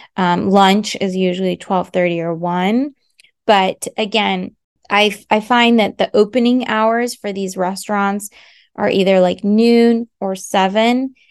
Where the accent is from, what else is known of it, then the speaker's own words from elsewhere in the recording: United States; moved away; also born or lived in France; I am an American, so I can offer that perspective as someone who's lived in both countries